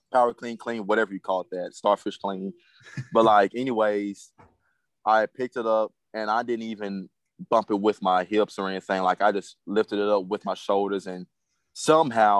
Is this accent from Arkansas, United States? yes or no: yes; Arkansas, United States; I'm from Arkansas to start off. I grew up in Berrien, Arkansas.